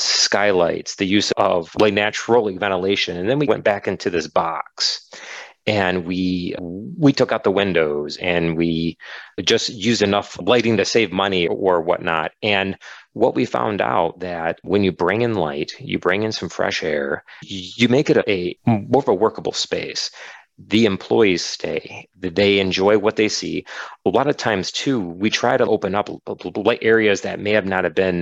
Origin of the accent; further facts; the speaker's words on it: Detroit, Michigan, United States; I grew up in the Metro Detroit like area